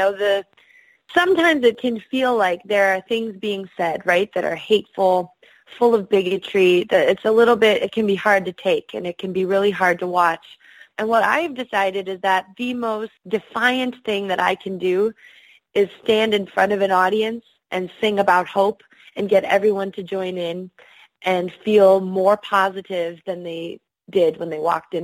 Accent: Midwest, United States; moved away; growing up in the Midwest

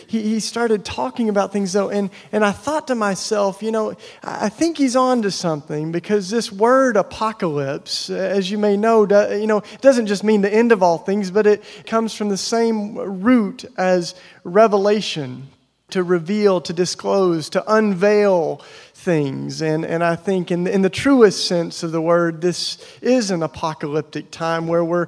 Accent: East Tennessee, United States; I grew up in East Tennessee, you know, in the Bible Belt

